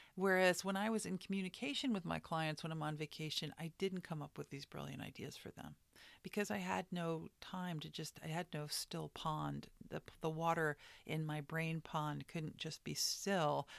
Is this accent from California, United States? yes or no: no; New York, United States; I come from New York